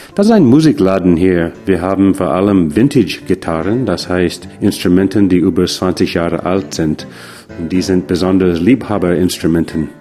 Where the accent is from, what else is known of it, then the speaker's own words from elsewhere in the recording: United States; German is a second language; now in Freiburg, Germany; wo ich herkomme aus den Staaten